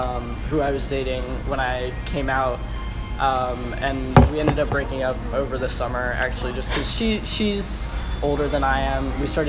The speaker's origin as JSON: {"language": "English", "region": "Colorado", "country": "United States", "tie": "born there", "said": "I actually wasn't born in Maryland. I was born in Colorado."}